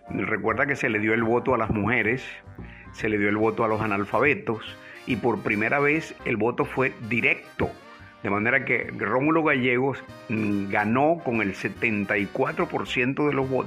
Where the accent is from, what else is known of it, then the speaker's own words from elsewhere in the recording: Maracaibo, Zulia, Venezuela; nos mudamos al centro, centro de Maracaibo. Estaba en la calle Ciencias a dos cuadras de la Basílica.